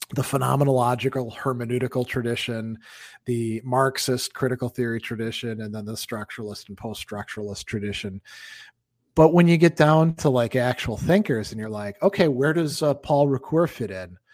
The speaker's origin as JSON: {"language": "English", "region": "Wisconsin", "country": "United States", "tie": "born or raised there", "said": "there's cities in Wisconsin, my home state, that I haven't been"}